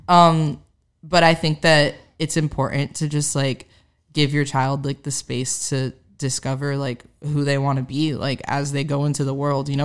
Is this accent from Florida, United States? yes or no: yes; Miami, Florida, United States; moved away as an adult; now in Nashville, United States; growing up in Miami